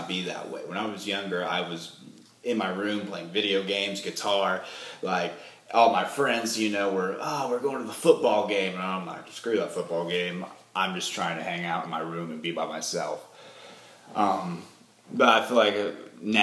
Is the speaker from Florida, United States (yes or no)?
no; Indiana, United States; now in Nashville, United States; I'm from Indiana